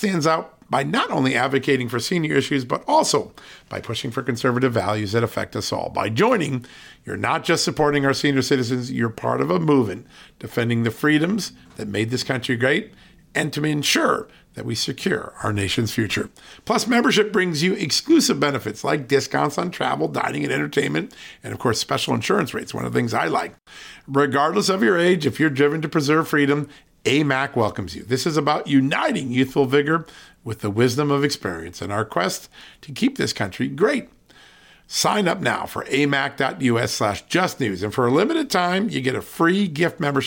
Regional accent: Virginia, United States; my home state of Virginia

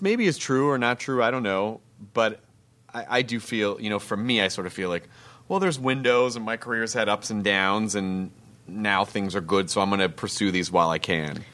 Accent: the South, United States; I grew up in the South.

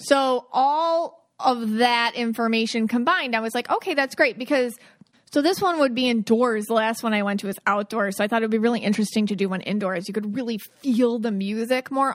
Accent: Buffalo, New York, United States; growing up in Buffalo

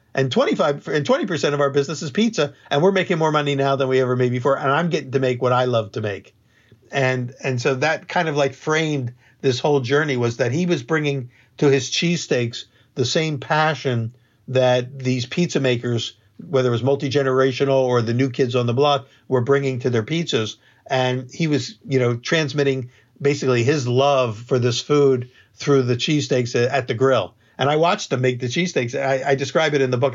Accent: Philadelphia, Pennsylvania, United States; I grew up in Philadelphia

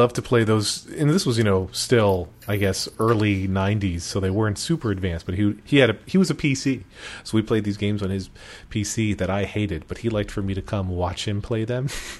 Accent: East Coast, United States; I'm from the East Coast.

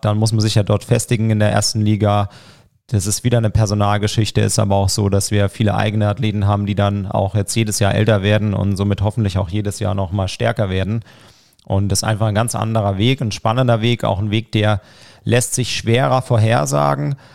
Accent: Broggingen, Baden-Württemberg, Germany; moved away as an adult; also born or lived in Saarbrücken; now in Landkreis Roth, Germany; Ja, ich komme aus Broggingen. Das ist ein ganz kleiner Ort in der Nähe von Herbolzheim.

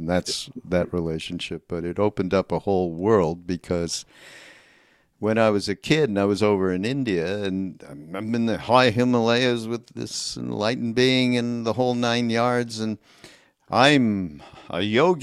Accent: Canada; I'm from Canada, so you have to understand we are a different breed

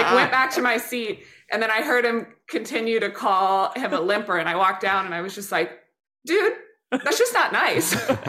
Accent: Midwest, United States; I'm a Midwesterner, people pleaser, rule follower

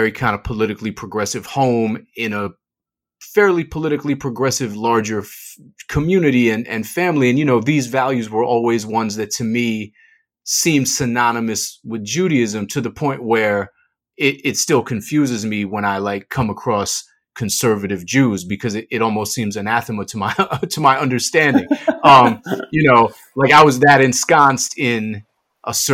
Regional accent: Boston, Massachusetts, United States; I'm from Boston

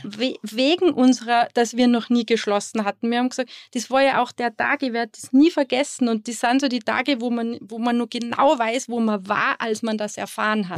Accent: Going am Wilden Kaiser, Tyrol, Austria; also born or lived in Sydney, Australia / California, United States; wir sind ja im Betrieb aufgewachsen

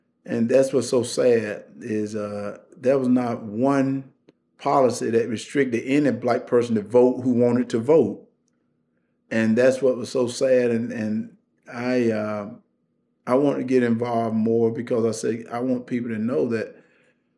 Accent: Wrightsville, Georgia, United States; Wrightsville, Georgia, my little town

